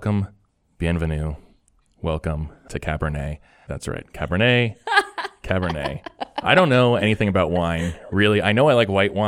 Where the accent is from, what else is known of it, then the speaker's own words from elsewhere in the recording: New Jersey, United States; moved away; I am from New Jersey